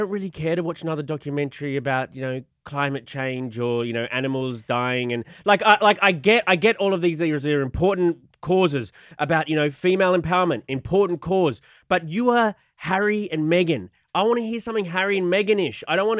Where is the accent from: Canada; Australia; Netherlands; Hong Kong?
Australia; moved away; I'm from Australia.